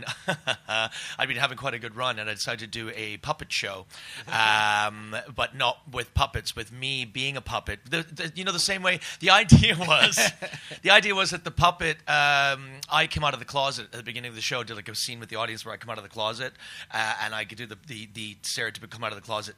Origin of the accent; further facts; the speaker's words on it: Canada; also born or lived in Scotland; I was born in Scotland, actually, but I grew up in Canada. I'm an immigrant